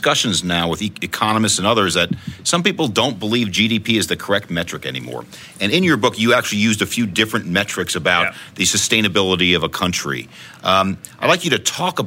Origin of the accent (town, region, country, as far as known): United States